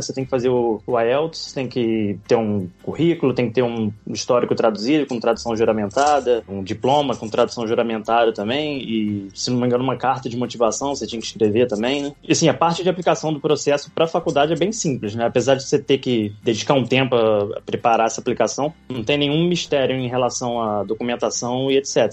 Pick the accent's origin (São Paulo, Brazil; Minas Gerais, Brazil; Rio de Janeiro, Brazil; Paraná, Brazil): Rio de Janeiro, Brazil; Niterói; moved away as an adult; now in Oxford, United Kingdom; nasci em Niterói, no Rio de Janeiro